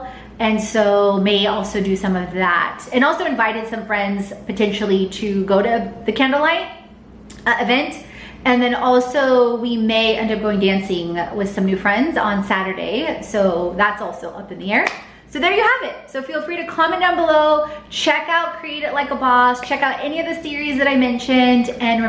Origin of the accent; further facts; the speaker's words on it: Houston, Texas, United States; now in Atlanta, United States; I grew up in Houston. I'm half Polish, half Bulgarian, grew up in Houston